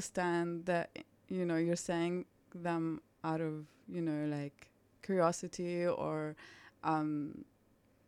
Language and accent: English; Lebanon; English is a second language; now in Australia; I'm from Lebanon